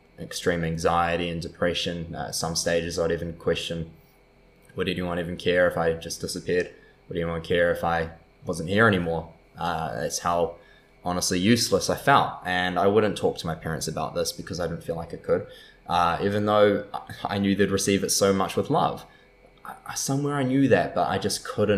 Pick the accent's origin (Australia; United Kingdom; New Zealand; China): New Zealand; also born or lived in San Diego; from New Zealand, grew up in such a safe and beautiful country